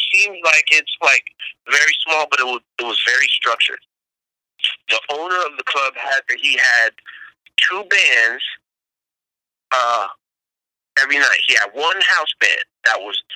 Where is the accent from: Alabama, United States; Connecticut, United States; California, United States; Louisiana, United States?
California, United States; Berkeley; I'm from Berkeley, California.